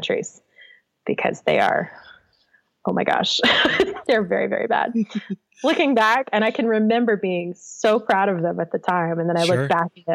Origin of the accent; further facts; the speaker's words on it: Kernersville, North Carolina, United States; moved away; I am from Kernersville, North Carolina, which is a little suburb around the Winston-Salem, Greensboro, High Point area of North Carolina. It's a great place to grow up